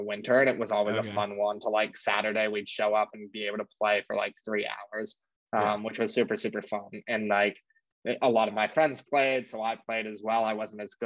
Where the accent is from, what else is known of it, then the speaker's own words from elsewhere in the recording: New York City, New York, United States; Born and raised in New York. I grew up in Battery Park all the way downtown